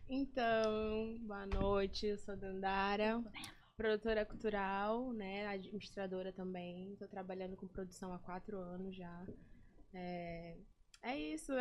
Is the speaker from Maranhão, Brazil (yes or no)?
yes; São Luís, Maranhão, Brazil; eu consigo trabalhar na minha cidade, eu consigo trabalhar na minha terra